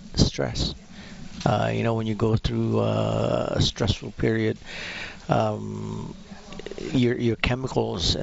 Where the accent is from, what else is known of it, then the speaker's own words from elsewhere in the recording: Philippines; now in Alberta, Canada; I'm originally from the Philippines.